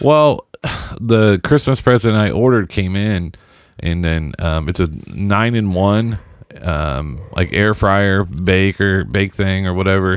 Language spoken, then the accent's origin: English; Seymour, Indiana, United States; my hometown of Seymour